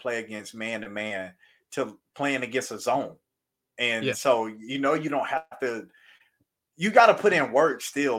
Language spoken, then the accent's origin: English; Florida, United States; I'm from Florida